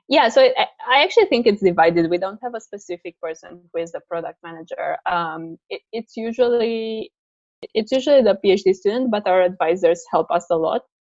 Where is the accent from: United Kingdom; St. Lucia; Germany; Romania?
Romania; moved away as an adult; now in United States; I'm originally from Romania, but i I moved to the states uh, uh, for college